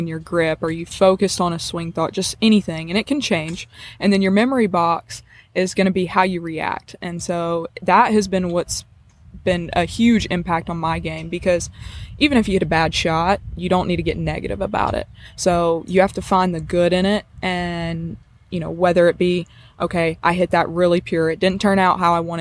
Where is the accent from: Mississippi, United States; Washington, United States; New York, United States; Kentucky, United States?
Mississippi, United States; South; I'm from South Mississippi